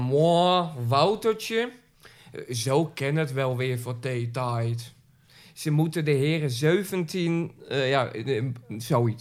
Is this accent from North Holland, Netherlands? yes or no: yes; Zaandam, North Holland, Netherlands; ik ben echte Zaankanter, eh, geboren en getogen in Zaandam